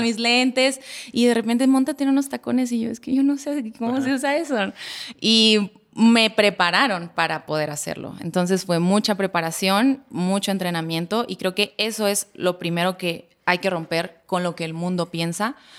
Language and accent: Spanish; La Paz, Baja California Sur, Mexico; mi ciudad natal, La Paz, Baja California